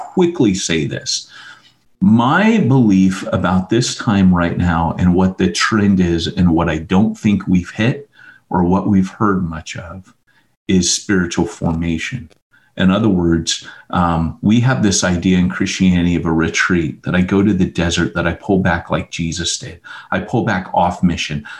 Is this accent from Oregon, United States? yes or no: no; California, United States; also born or lived in Montgomery, Alabama; the reason I was raised in California is my mom lived in Montgomery, Alabama, and there was an Air Force base there. Well, there's an Air Force base here in California